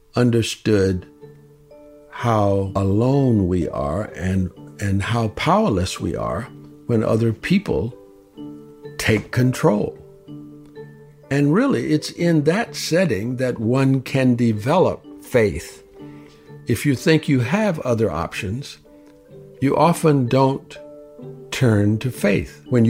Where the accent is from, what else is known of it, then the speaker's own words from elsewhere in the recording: the Jim Crow South, United States; I grew up in the Jim Crow South